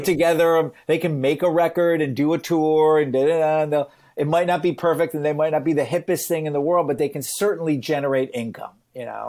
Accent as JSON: {"language": "English", "region": "Michigan", "country": "United States", "tie": "born or raised there", "said": "I grew up in, you know, Michigan, I'm from the United States."}